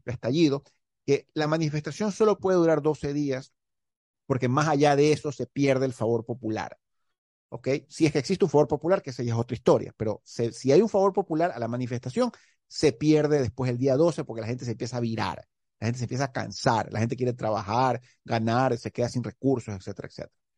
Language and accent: Spanish; Guayaquil, Guayas, Ecuador; como ecuatoriano, como monito aquí de Guayaquil